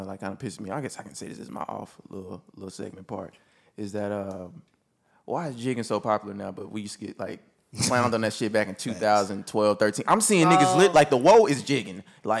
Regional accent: Dallas, Texas, United States; moved away as an adult; now in Houston, United States; I'm from Oak Cliff.

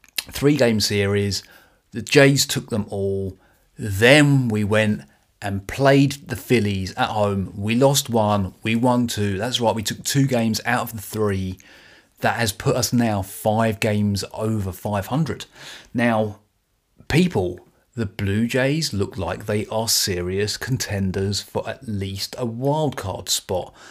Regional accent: United Kingdom; accent: British; my beautiful British accent.

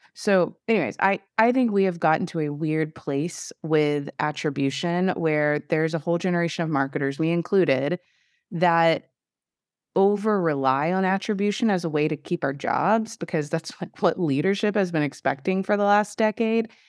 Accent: Southeast Texas, United States; I come from Southeast Texas

